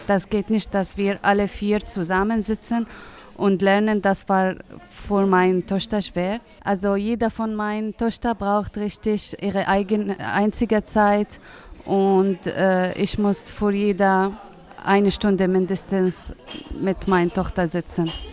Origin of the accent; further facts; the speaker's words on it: Syria; German is a second language; moved away as an adult; now in Greifswald, Germany; Ich komme aus Syrien